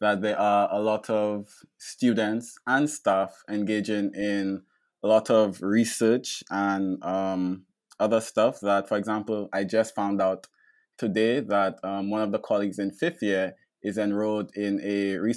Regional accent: St. Lucia; also born or lived in Ottawa, Canada; Grew up in St. Lucia. Came back when I was 3, back down to St. Lucia.

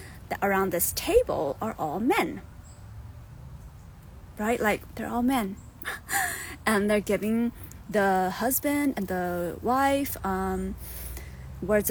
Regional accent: United States; also born or lived in Thailand; I grew up here in America, but I was born in Thailand, and I am Hmong

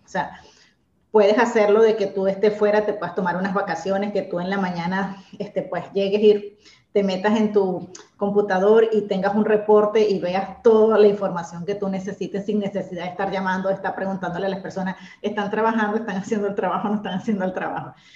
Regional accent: Venezuela; moved away as an adult; now in Argentina; soy venezolana, tengo ya seis años viviendo acá en Argentina

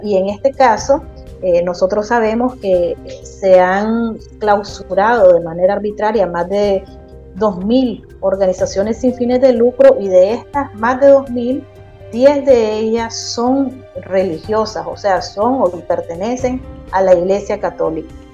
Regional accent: Nicaragua; nosotros como ciudadanos nicaragüenses

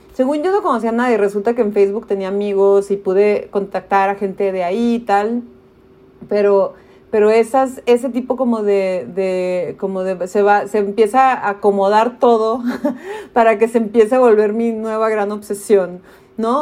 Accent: Tijuana, Baja California, Mexico; also born or lived in United States; yo crecí en Tijuana con un pasaporte de Estados Unidos

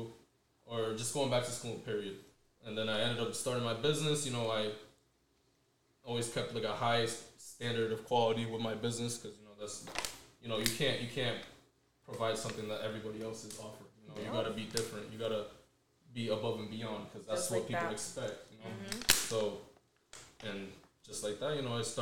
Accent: Central Falls, Rhode Island, United States; pretty much started off CF, Central Falls. I've pretty much been living there my whole life

